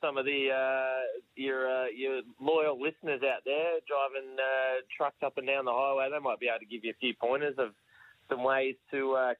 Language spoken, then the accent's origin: English; Cronulla, New South Wales, Australia; I grew up in Cronulla